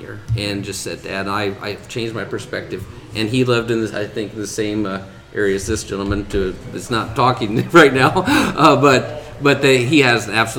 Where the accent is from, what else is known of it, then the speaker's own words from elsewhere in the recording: Silver Lake, Indiana, United States; moved away as an adult; also born or lived in Fort Wayne, Indiana; now in Warsaw, United States; lived in Silver Lake, which is south of where we're at, about 10-15 miles, and grew up there my whole life.